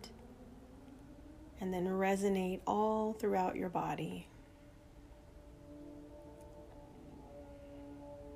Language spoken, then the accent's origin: English; Inglewood, California, United States; also born or lived in Alexandria, Virginia / North Carolina; I'm from Southern California and was born in Inglewood